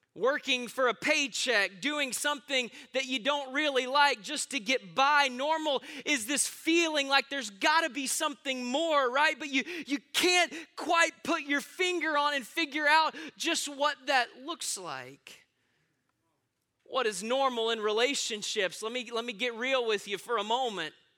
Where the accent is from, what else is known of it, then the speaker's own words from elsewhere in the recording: Austin, Texas, United States; I am born and raised right here in Austin, Texas